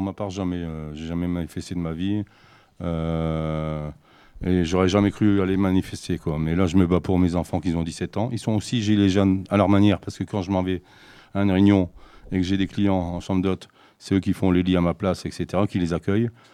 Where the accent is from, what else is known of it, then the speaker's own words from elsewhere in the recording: Ch'ti, Hauts-de-France, France; moved away as an adult; now in Marmande, France; je suis un ch'ti, donc ça fait 4 ans que je suis dans le sud-ouest